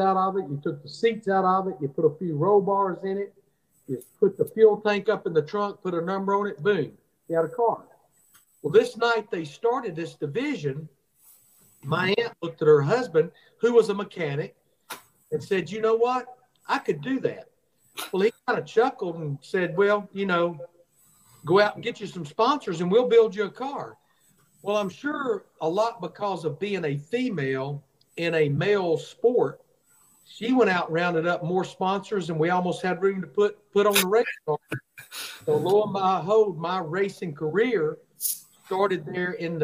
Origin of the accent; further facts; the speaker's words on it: Birmingham, Alabama, United States; I'm from Birmingham, Alabama